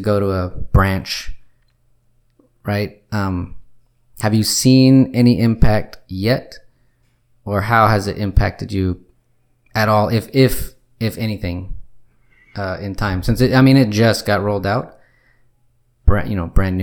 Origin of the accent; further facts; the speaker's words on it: United States; I'm an American way over here